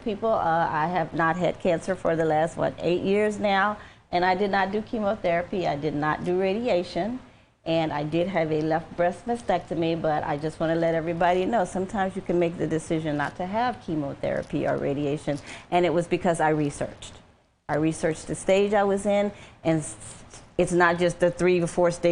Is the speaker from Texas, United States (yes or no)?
no; New Orleans, Louisiana, United States; I'm from New Orleans